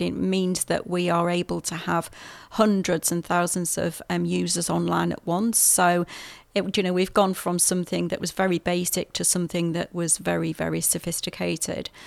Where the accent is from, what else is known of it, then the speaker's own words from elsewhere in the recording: England, United Kingdom; moved away as an adult; now in New Zealand; You'll hear from my accent. I'm from the U K originally.